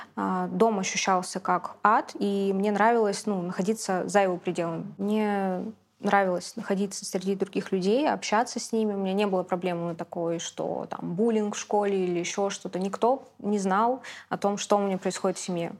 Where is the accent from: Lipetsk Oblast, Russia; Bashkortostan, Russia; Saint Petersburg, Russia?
Saint Petersburg, Russia; я родилась, выросла в Питере